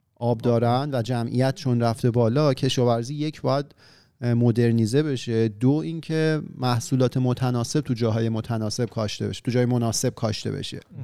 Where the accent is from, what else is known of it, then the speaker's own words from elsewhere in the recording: Iran; moved away; وطنمون ایران افتاده که حالا وطن ما همین مفهومیه که براش ما تمام این دم و دستگاه رو به پا کردیم که حالا که خودمون به صورت فیزیکی ازش دوریم